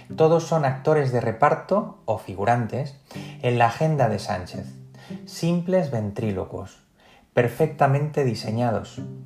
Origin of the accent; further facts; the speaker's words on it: Spain; 14 kilómetros separan a Elechosa de los Montes, mi pueblo, de la carretera nacional más próxima